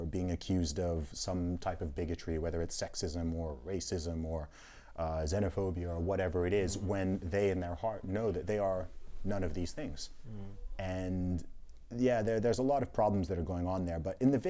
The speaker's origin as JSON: {"language": "English", "country": "Saudi Arabia", "tie": "born or raised there", "said": "Growing up, and family background originally from Nigeria."}